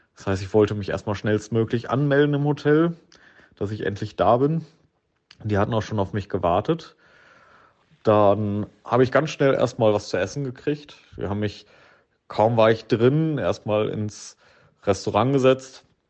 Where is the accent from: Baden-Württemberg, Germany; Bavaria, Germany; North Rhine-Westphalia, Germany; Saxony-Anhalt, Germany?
North Rhine-Westphalia, Germany; Blomberg; aus meiner Heimatstadt Blomberg